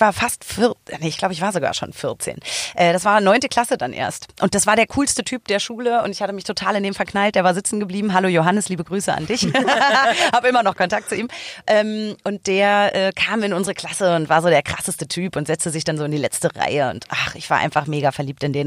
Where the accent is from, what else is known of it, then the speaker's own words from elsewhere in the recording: Berlin, Germany; ich bin in so quasi Nähe Kudamm geboren, born and raised am Kudamm